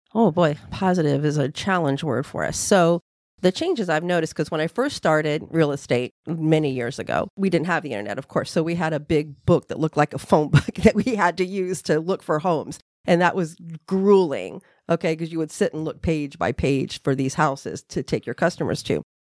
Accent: Central Florida, United States; I'm just a Florida native. I was born and raised here in Central Florida.

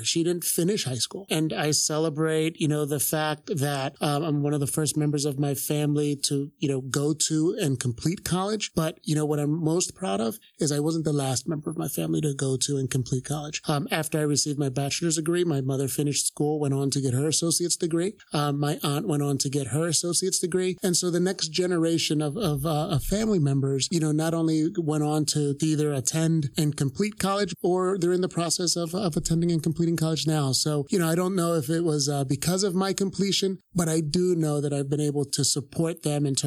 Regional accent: Philadelphia, Pennsylvania, United States; born and raised here in Philadelphia

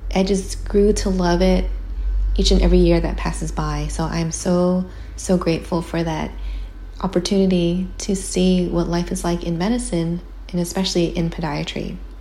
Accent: California, United States; as a Californian

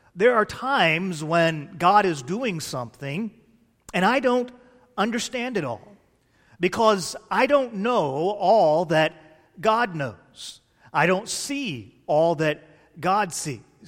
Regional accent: Fort Worth, Texas, United States; I grew up in Cowtown, Texas, A K A Fort Worth, Texas

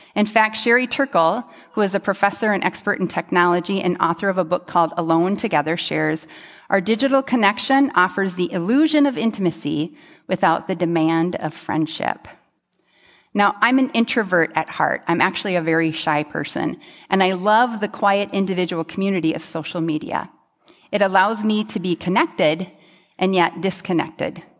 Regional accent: United States; as an American

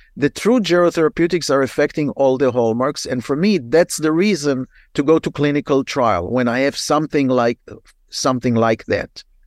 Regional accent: Israel; moved away as an adult; now in United States; I'm, I'm originally from Israel, and when I practiced in Israel in the eighties

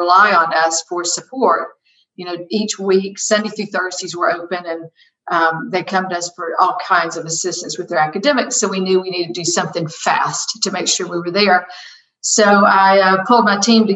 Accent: College Park, Georgia, United States; I'm a local girl. I was raised in College Park, Georgia

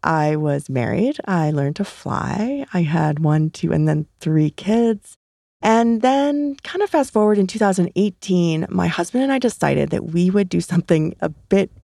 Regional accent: St. Charles, Illinois, United States; also born or lived in Pennsylvania; I grew up in Illinois, west of Chicago, in a suburb called St. Charles. Solid Midwest upbringing

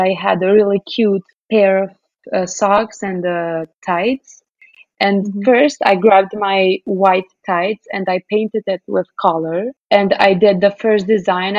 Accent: Kosovo; moved away as an adult; also born or lived in New York City, United States; Kosovo, I mean, I love my hometown here, but it's just a really small country

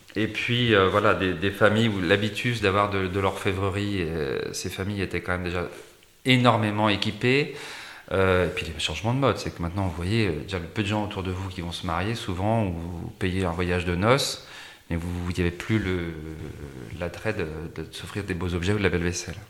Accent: Champagne, Grand Est, France; je suis originaire d'un petit village de Champagne

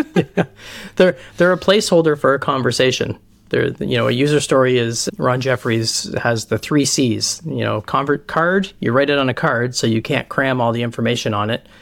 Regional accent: Canada; I'm Canadian

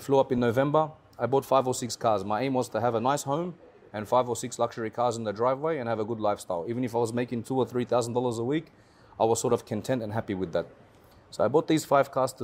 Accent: Australia; moved away as an adult; now in Dubai, United Arab Emirates; So originally I'm from Australia. I was born and raised there. My parents are Lebanese.

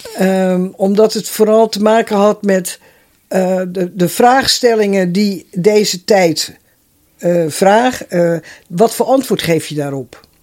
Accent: Netherlands; also born or lived in Schalkwijk; ik ben opgegroeid in het Rozenstok huis. Ja. Ik was 14 jaar dat we daar kwamen wonen.

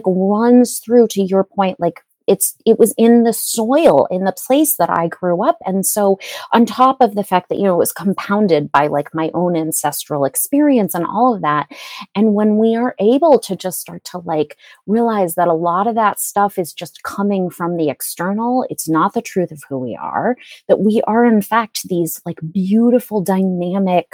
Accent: New England, United States; I was born in New England

